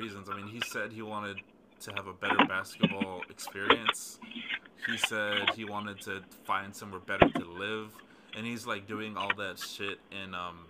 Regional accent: Los Angeles, California, United States; I was born in Killer King.

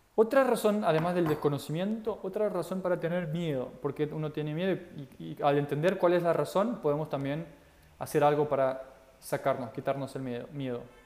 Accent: Portugal; now in Argentina; Yo soy de Portugal y vivo en Argentina

